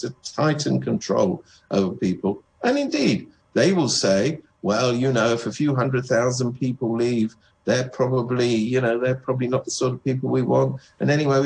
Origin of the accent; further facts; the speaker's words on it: United Kingdom; I come from Britain